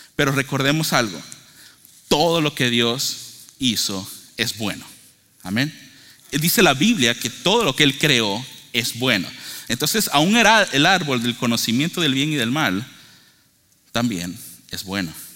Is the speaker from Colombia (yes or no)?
no; Venezuela; yo soy de Venezuela